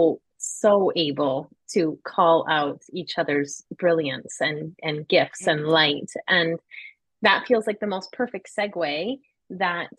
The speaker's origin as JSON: {"language": "English", "country": "Canada", "said": "a Canadian"}